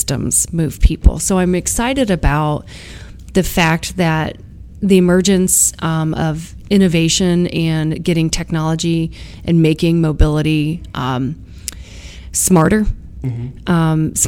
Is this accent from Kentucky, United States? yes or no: no; Ohio, United States; my home state, Ohio